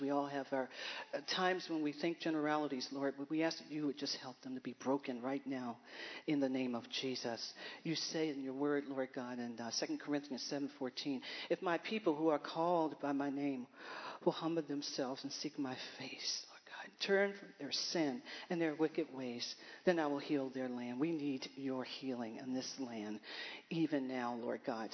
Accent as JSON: {"language": "English", "town": "Baltimore", "region": "Maryland", "country": "United States", "tie": "born or raised there", "said": "I'm from Baltimore, Maryland. I am the ninth child of 10 kids to my mother and father we had a vibrant household"}